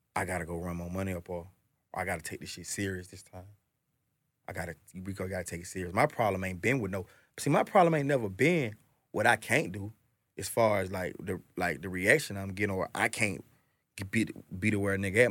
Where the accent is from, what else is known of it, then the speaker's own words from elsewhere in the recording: Atlanta, Georgia, United States; I'm from Atlanta, I'm born and raised in this shit